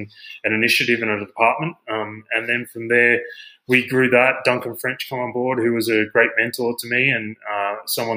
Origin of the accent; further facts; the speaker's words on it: Australia; moved away as an adult; now in United States; I'm obviously from Australia. So I've been in the US for 10 years now.